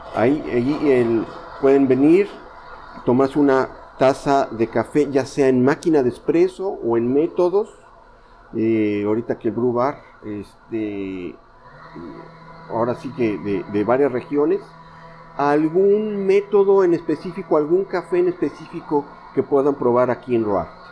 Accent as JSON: {"language": "Spanish", "region": "Veracruz", "country": "Mexico", "said": "soy de Veracruz"}